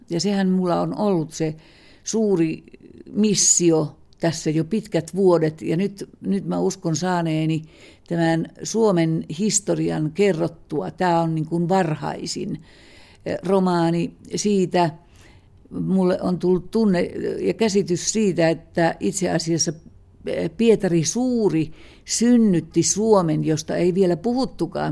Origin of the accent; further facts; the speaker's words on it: Kainuu, Finland; me molemmat olemme kainuulaisia